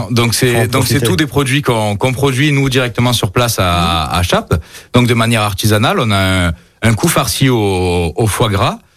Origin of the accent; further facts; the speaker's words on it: Auvergne-Rhône-Alpes, France; Plutôt Yona, je suis originaire de l'Ain. Plus fan de Yona pour le rugby.